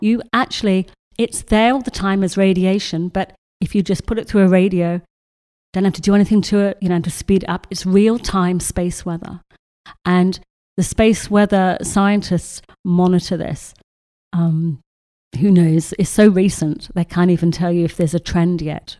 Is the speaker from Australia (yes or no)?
yes; Australia; moved away; I grew up in Australia